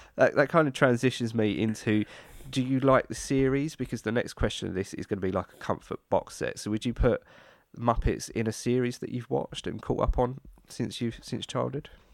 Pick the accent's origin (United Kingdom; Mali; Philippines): United Kingdom; being British